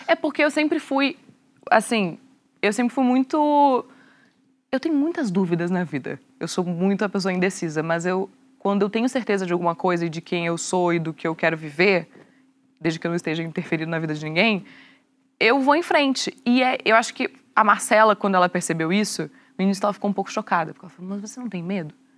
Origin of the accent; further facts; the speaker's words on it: Rio Grande do Sul, Brazil; na sociedade que eu fui criada, sou gaúcha